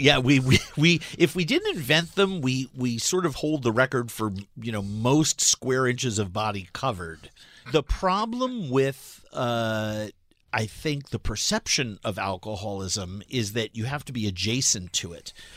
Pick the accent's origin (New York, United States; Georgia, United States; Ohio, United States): New York, United States; New York City; moved away; I'm a culinarian from New York City